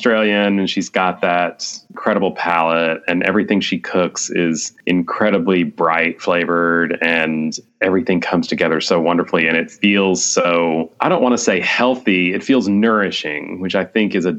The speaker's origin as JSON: {"language": "English", "region": "Texas", "country": "United States", "moved": "yes", "lives_now": "Washington, D.C., United States", "said": "I am a Texan"}